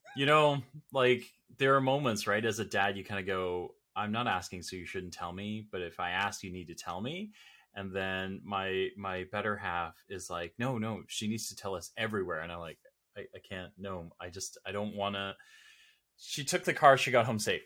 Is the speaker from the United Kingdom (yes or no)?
no; Toronto, Ontario, Canada; I'm Canadian, born and bred here in, uh, here in Toronto or the Toronto area.